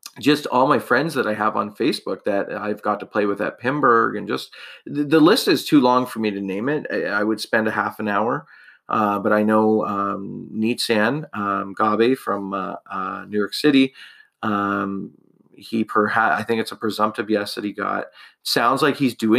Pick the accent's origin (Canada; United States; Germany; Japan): Canada; I'm a Canadian